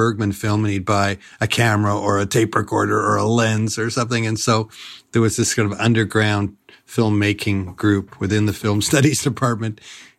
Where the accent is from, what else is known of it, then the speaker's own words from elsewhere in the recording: Ottawa, Ontario, Canada; Well, the Rideau Canal, it wasn't actually in those days, it wasn't open for skating. This was, I'm old, so I was born in 1950. So, and then the Ottawa River is too dangerous.